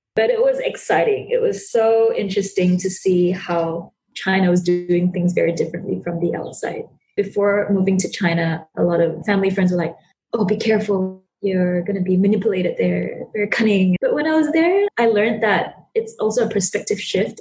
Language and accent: English; Sabah, Malaysia; growing up in Sabah and detached from the capital city